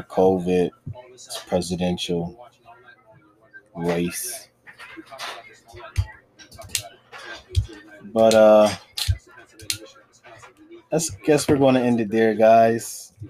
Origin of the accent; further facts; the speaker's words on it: Virginia, United States; I'm from Virginia, well, but ain't shit to do but cook.